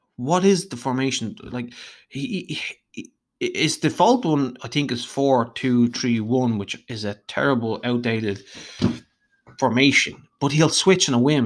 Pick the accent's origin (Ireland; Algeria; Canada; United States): Ireland; Dublin, Leinster; if you can't tell from my voice, I'm Irish, uh, hailing from Dublin in Ireland